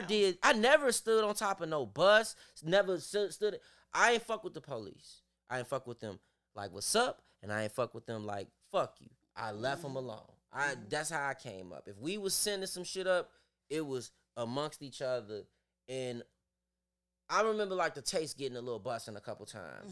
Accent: Chicago, Illinois, United States; I'm from Chicago.

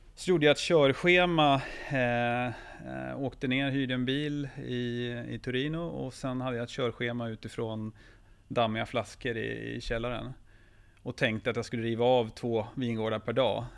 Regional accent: Jämtland, Sweden; jag är uppvuxen i Jämtland

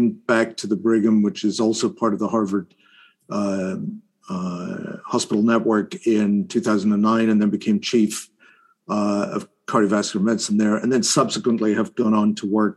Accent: Isle of Skye, Scotland, United Kingdom; now in Boston, United States; I grew up, as you said, on Skye

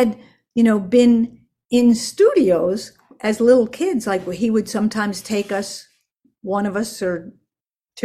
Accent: Park Ridge, New Jersey, United States; born or raised there; also born or lived in Manhattan, New York / Queens, New York / Westchester, New York

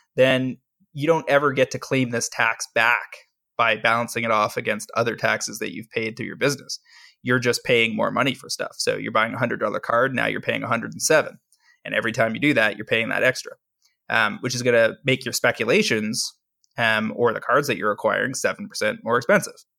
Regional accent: Canada; I am a Canadian who sells on U S platforms

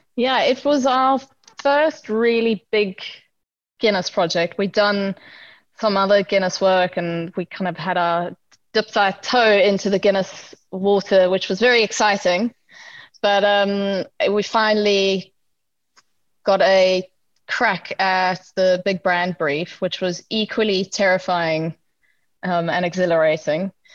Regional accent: South Africa; we are South African

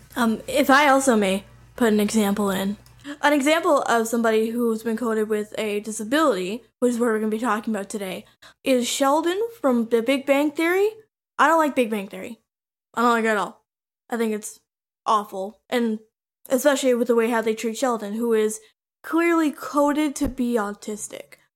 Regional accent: Canada; I'm twenty-two and I'm from Canada

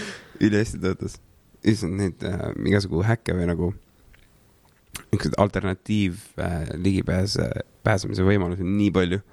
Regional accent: Saare County, Estonia; also born or lived in Tallinn / Saue; mingi üheksakümnendate alguses vist kolisime Saaremaale mu papsi vanemate juurde

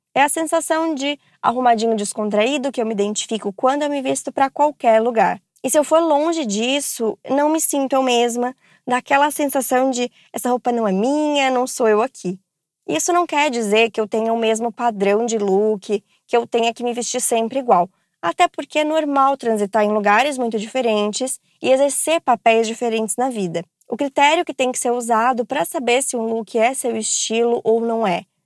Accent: Santos, São Paulo, Brazil; tenho 33 anos, sou de Santos, São Paulo.

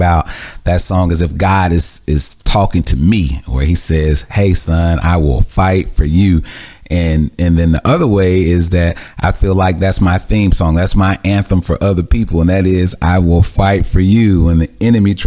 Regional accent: Mississippi, United States; I grew up in Mississippi with a lot of anger and hatred and animosity.

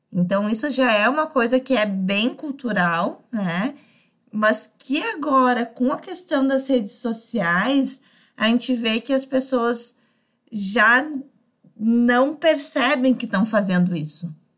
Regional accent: Brazil; vivo no Brasil, sou brasileira

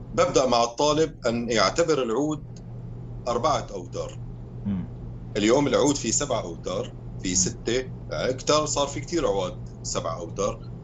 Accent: Syria; also born or lived in Aleppo; now in Belgium; انا كموسيقي شامي رح اقول بس سوري

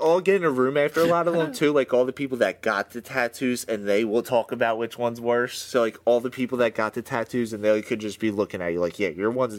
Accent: Philadelphia, Pennsylvania, United States; Born and bred in Philly.

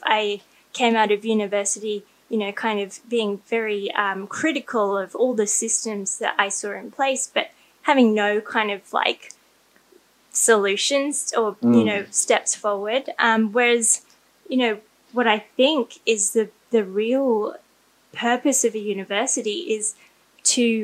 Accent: Australia; I grew up in Australia, so it's a very modern culture.

